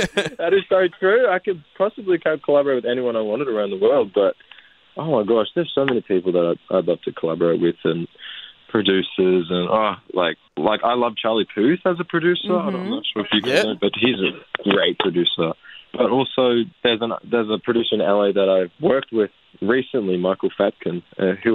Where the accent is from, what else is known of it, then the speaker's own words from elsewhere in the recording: Moama, New South Wales, Australia; moved away; also born or lived in Portland, Victoria; Growing up in Moama was obviously different